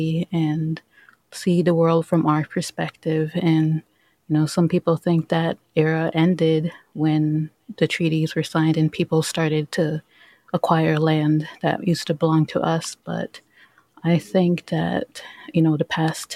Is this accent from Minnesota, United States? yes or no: yes; Minneapolis, Minnesota, United States; I grew up in Minneapolis. I grew up at Little Earth, which is like an urban Native American community.